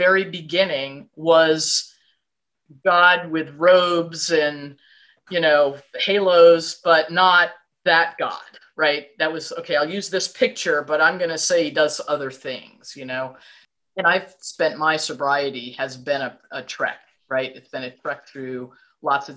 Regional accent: New York, United States; now in Virginia, United States; I was born and brought up in New York

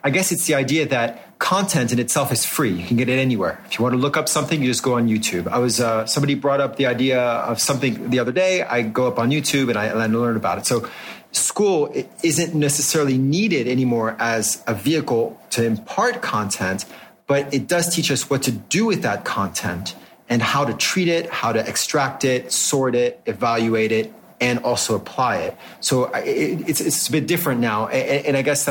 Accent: France; moved away; I grew up in France and I promise you that they're doing the same thing as they did when I was in school in the 1980s

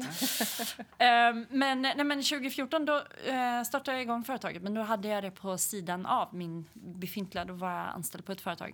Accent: Hälsingland, Gävleborg County, Sweden; now in Gothenburg, Sweden; är uppväxt i Hälsingland

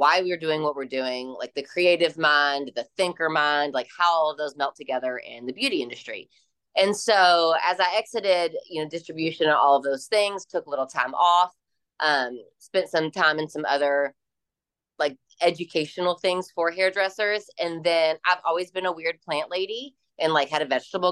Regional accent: Louisville, Kentucky, United States; my hometown in Louisville, Kentucky

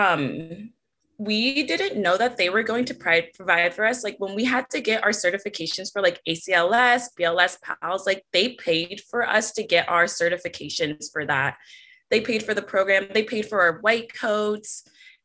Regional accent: Orange County, California, United States; also born or lived in San Diego; I'm from Orange County

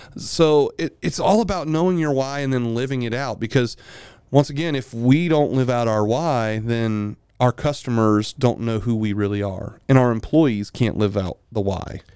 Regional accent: Milton, Florida, United States; I'm from Milton, Florida. I am a back road hillbilly

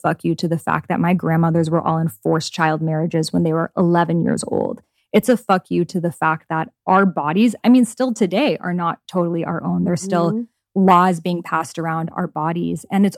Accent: Iran; So like the culture I grew up in Iran, in Middle Eastern culture, like women aren't allowed to go outside without a headscarf.

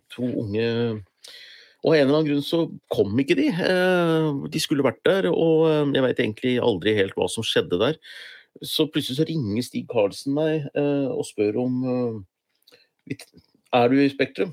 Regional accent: Gjøvik, Innlandet, Norway; jeg kom jo fra Hunndalen

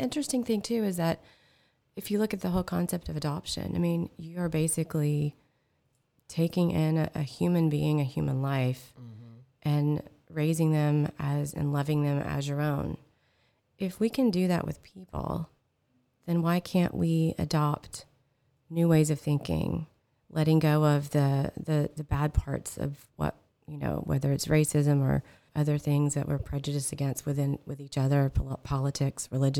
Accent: California, United States; but the one thing about growing up in California, this awesome state, our local school district here

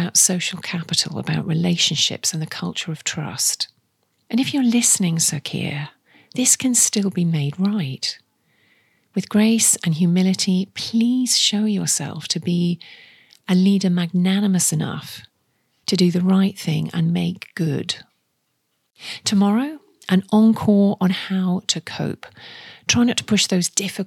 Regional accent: the Northeast, North East England, United Kingdom; moved away; I'm from the Northeast myself, with family and friends still there

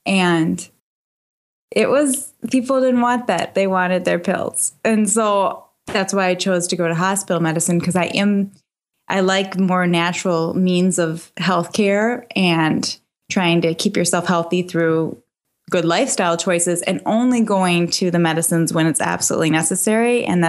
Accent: Minnesota, United States; I'm from Minnesota.

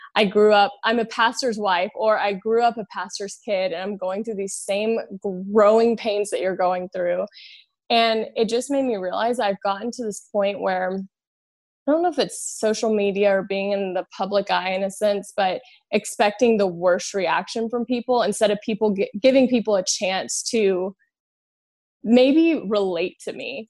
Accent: Louisiana, United States; I'm from Louisiana, I'm from the South

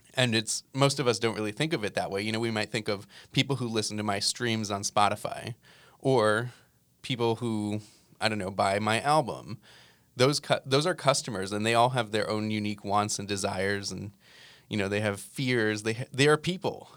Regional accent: New Jersey, United States; moved away; I grew up in New Jersey

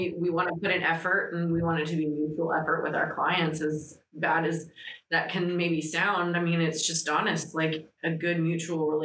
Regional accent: Tampa Bay area, Florida, United States; first language Greek; English is a second language; I'm from the Tampa Bay area

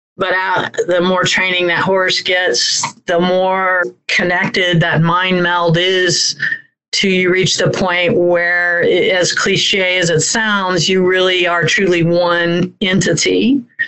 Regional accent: Orlando, Florida, United States; I grew up in Central Florida, in a uh, right outside of Orlando, Florida

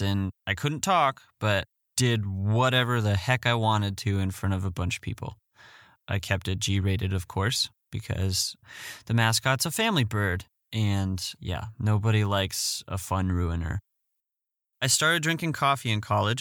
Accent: Fort Collins, Colorado, United States; I'm from Fort Morgan, Colorado. I grew up in Fort Collins, Colorado.

